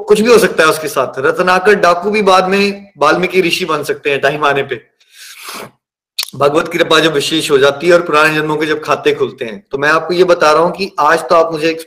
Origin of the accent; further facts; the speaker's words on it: Chamba, Himachal Pradesh, India; born there; मैं चंबा में 1981 में पैदा हुआ मिडिल क्लास फैमिली है